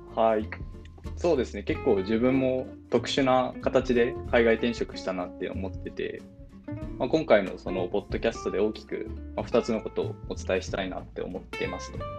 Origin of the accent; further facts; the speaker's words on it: Fukuoka, Japan; moved away as an adult; also born or lived in Tokyo / California, United States; now in Dublin, Ireland; もともと日本で生まれて、大学で東京に出る前までは、えーと、ずっと福岡で育ちました